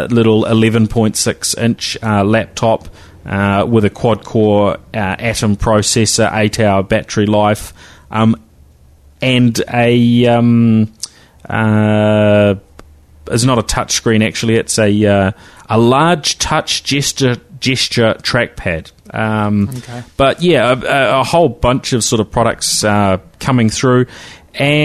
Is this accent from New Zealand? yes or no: yes; New Zealand; accent: Kiwi; my Kiwi accent